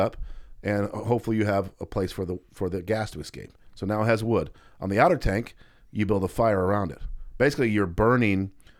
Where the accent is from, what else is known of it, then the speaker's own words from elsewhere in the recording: near Springfield, Illinois, United States; Not exactly my hometown, but very close to my hometown.